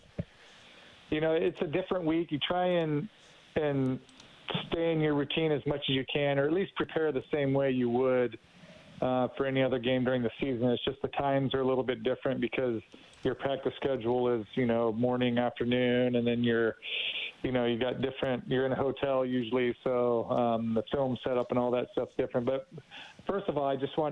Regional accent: Redding, California, United States; that's my hometown

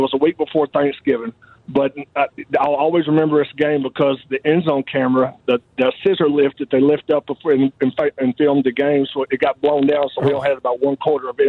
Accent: Middle Tennessee, United States; I grew up in Middle Tennessee, and we didn't have the Titans until I was a senior in high school.

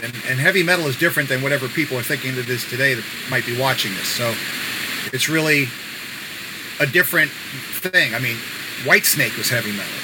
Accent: New York City, New York, United States; We live near each other in Bayside, New York

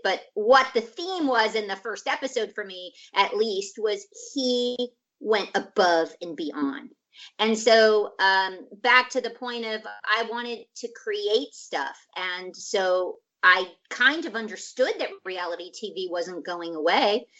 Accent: Scottsdale, Arizona, United States; also born or lived in Portland, Oregon; now in Los Angeles, United States; i was uh, born in portland oregon shout huh? out to portland and then i grew up in arizona

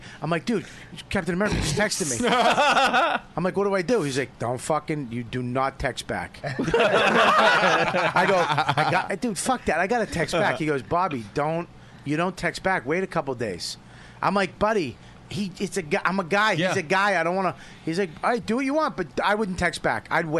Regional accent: Medford, Massachusetts, United States; I'm from Medford.

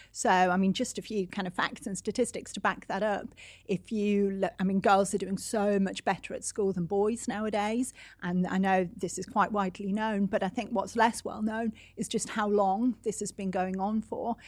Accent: Middlesbrough, North East England, United Kingdom; I'm from Middlesbrough in the northeast of England. I grew up as a child

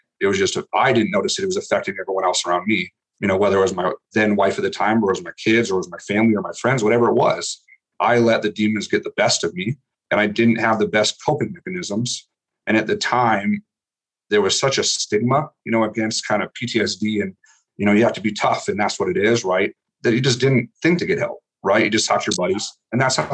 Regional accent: Montana, United States; being from Montana

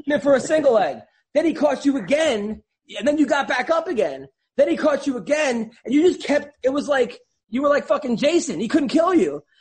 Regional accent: Oceanside, New York, United States; I'm from Oceanside

